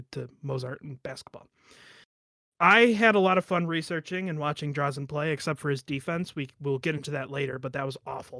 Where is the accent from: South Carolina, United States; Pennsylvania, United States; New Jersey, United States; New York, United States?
New York, United States; Syracuse; I was born and raised in Syracuse, New York